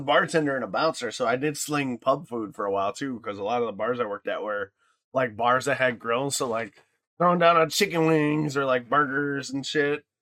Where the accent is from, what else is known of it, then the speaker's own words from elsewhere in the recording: Michigan, United States; growing up in Michigan